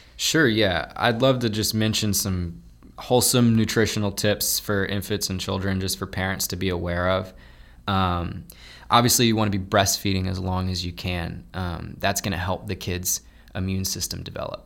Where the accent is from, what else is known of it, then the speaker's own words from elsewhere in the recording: Lafayette, United States; I am setting up shop in Lafayette, my hometown